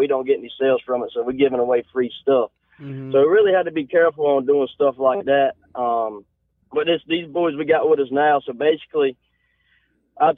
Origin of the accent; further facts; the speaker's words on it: Eden, North Carolina, United States; Eden, North Carolina is where we're out